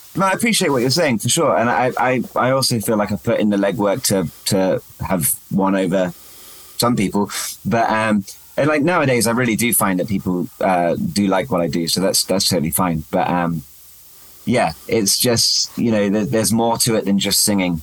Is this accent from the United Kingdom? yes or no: yes; England, United Kingdom; I'm more English than I was when I started